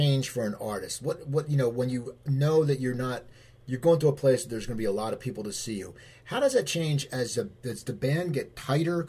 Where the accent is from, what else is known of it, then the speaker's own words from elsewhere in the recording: New Jersey, United States; I grew up in New Jersey